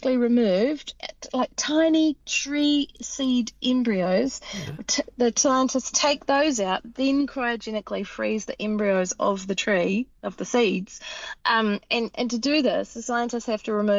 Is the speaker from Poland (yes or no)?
no; South Island, New Zealand; also born or lived in Te Aroha Peninsula; I'm from South Island